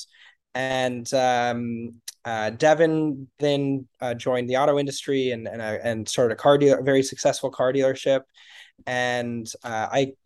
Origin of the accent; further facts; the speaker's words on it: Colorado, United States; I grew up in Colorado